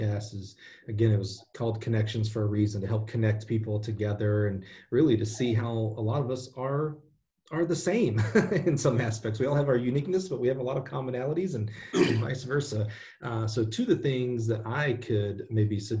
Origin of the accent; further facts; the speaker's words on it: Alabama, United States; I'm a kid from Alabama.